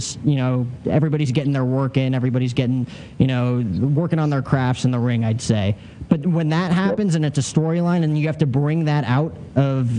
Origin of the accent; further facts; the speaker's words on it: United States; me growing up in the States